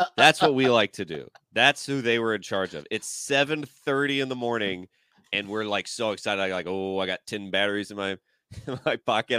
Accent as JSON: {"language": "English", "region": "Georgia", "country": "United States", "tie": "born or raised there", "moved": "yes", "said": "we were in Georgia and like my at my hometown"}